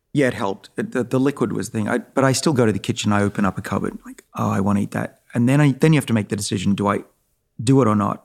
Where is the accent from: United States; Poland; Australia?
Australia; moved away; I'm Australian